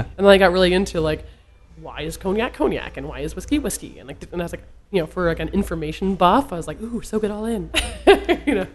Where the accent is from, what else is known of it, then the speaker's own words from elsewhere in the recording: Vermont, United States; I'm from Vermont